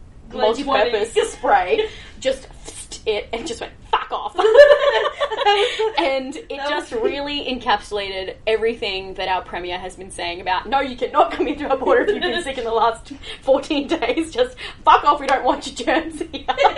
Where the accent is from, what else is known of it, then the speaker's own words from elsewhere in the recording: Australia; because we are Australian.